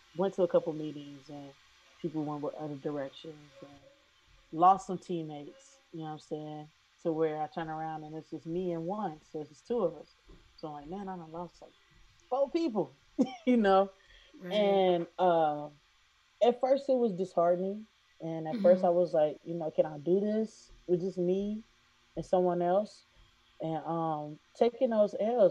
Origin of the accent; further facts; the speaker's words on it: Silverton, Ohio, United States; I'm from Silverton, Ohio